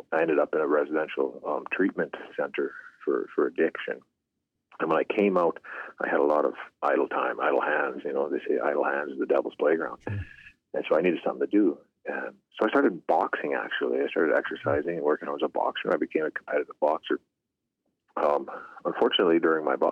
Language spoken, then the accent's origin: English; Pierceland, Saskatchewan, Canada; now in Leader, Canada; I'm from Pierce Land, Saskatchewan, in Canada. I'm residing in the southern part of the province now, Leader, Saskatchewan.